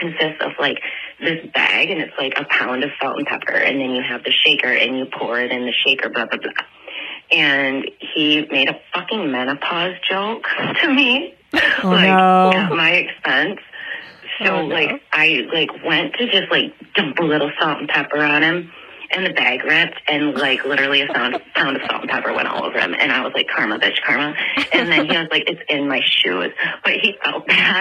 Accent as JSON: {"language": "English", "region": "Michigan", "country": "United States", "said": "I am from Michigan. I live, like, right in the middle of the state"}